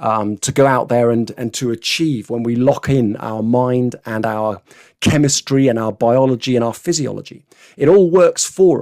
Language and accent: English; Scotland, United Kingdom; born there; But I had to write to them, you see, because actually I was born in Scotland.